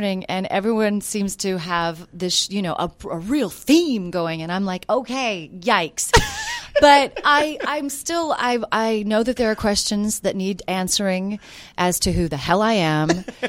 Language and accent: English; the South, United States; also born or lived in United Kingdom; So people are always asking, what's that accent? And I say, well, I'm from the South. No, there's something else. I said, oh, that's probably the British coming out as well.